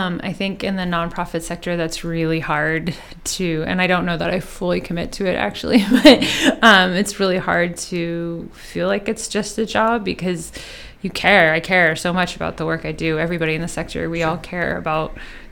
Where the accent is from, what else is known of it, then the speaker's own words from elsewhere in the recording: Bay Area, near San Francisco, California, United States; moved away as an adult; also born or lived in Eugene, Oregon; now in Seattle, United States; I grew up in the Bay Area of near San Francisco in California, and lived there until the end of high school